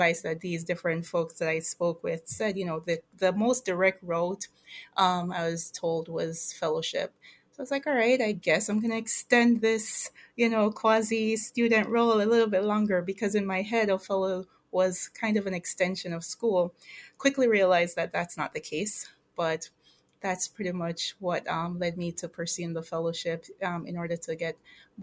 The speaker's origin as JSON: {"language": "English", "country": "Jamaica", "moved": "as an adult", "lives_now": "United States", "said": "I am originally from Jamaica. I migrated here to go to college"}